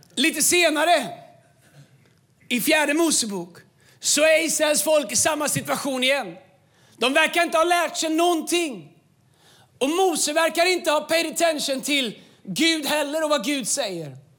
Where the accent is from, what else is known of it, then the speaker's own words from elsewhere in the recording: Tidaholm, Västra Götaland, Sweden; moved away; also born or lived in Falköping; Jag kom från Tidaholm. Jag nästan aldrig varit utanför 70-skyltarna